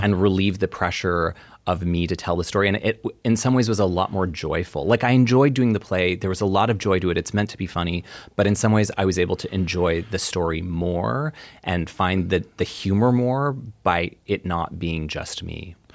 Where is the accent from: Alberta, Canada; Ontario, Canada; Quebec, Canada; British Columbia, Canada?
Alberta, Canada; Edmonton; I was born in Edmonton